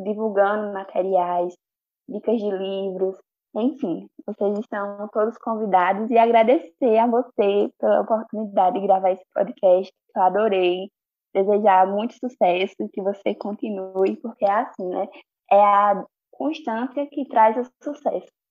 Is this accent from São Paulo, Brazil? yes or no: no; Bezerros, Pernambuco, Brazil; also born or lived in Recife; eu nasci em Recife, mas eu fui criada em Bezerros